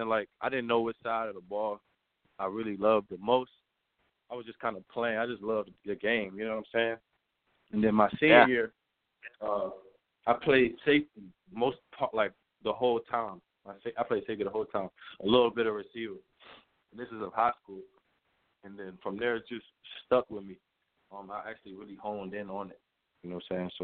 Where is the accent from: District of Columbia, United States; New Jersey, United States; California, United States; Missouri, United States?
District of Columbia, United States; Washington; I'm from Washington, D.C., so everyone in my family is a Redskins fan